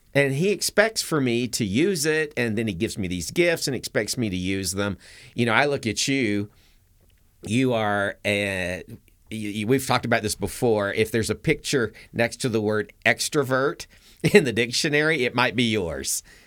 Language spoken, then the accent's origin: English; Atlanta, Georgia, United States; I grew up in Atlanta.